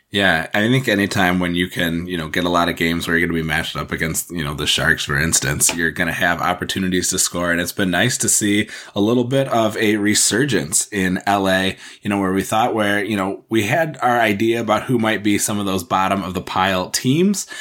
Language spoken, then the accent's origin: English; Midwest, United States; accent: Midwestern; I've got a Clegg Middle School in my hometown